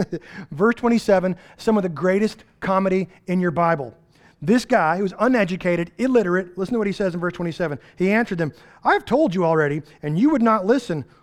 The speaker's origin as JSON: {"language": "English", "region": "East Texas", "country": "United States", "said": "We're from East Texas"}